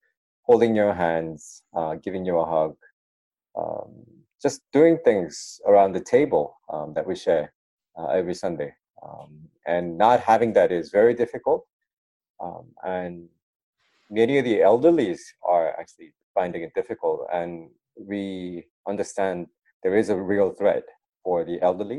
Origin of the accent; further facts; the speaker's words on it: Sydney, New South Wales, Australia; moved away as an adult; also born or lived in United States; now in Melbourne, Australia; I grew up in Sydney.